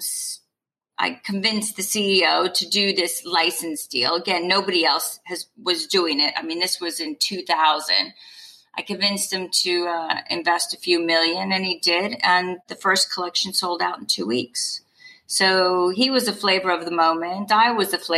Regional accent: California, United States; moved away as an adult; also born or lived in New York / England; now in United Kingdom; I'm from California

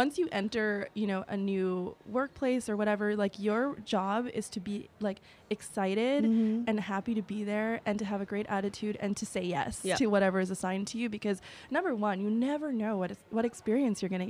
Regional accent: New York City, New York, United States; I'm from Jamaica, Queens. Like I would commute every single day to come to work, and the only reason why I was able to compete with people who had those resources was because I was from New York

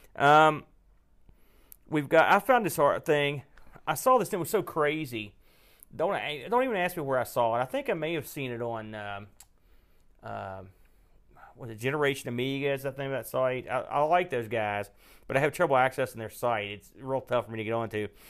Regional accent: West Virginia, United States; accent: West Virginia; I could get my West Virginia accent going.

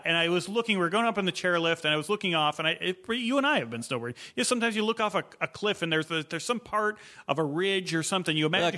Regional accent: Illinois, United States; moved away; I grew up in Illinois.

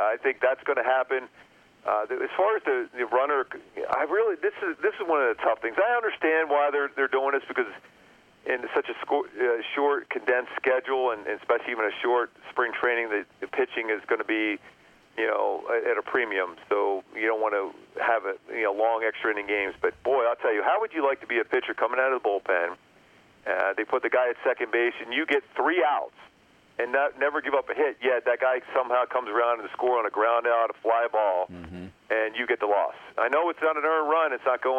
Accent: Philadelphia, Pennsylvania, United States; I grew up in Philly

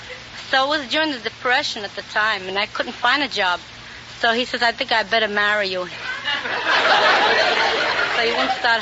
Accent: New York City, New York, United States; I'm from New York City, the Lower East Side.

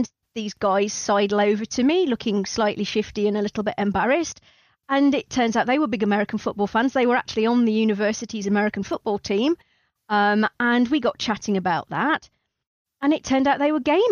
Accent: East Midlands, United Kingdom; moved away as an adult; also born or lived in Newcastle upon Tyne; I grew up in the East Midlands in a mining village, at the time the largest village in England.

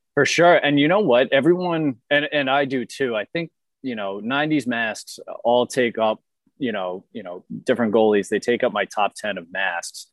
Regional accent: Boston, Massachusetts, United States; I'm from Boston.

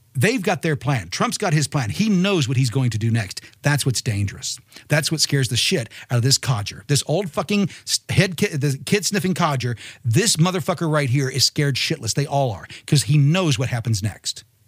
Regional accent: Martinsville, Indiana, United States; moved away; I'm originally from Martinsville, Indiana.

